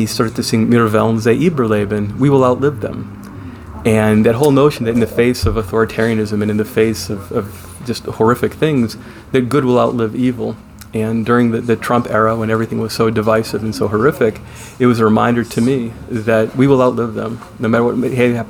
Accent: Oak Park, Michigan, United States; moved away as an adult; also born or lived in Lansing, Michigan; now in Holt, United States; I grew up in Metro Detroit. I grew up in Oak Park, which was a splendidly diverse melting pot community

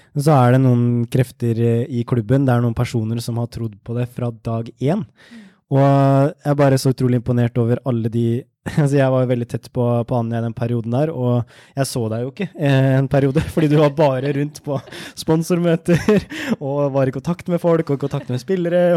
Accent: Ørje, Østfold, Norway; jeg kommer fra Indre Østfold, et sted som heter Ørje, som er rett ved svenskegrensa. Så jeg vokste opp med billig godteri

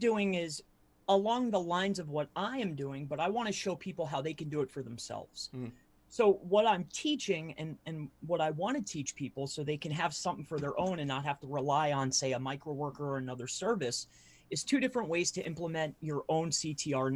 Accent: Fort Myers, Florida, United States; Originally I'm from Fort Myers, Florida

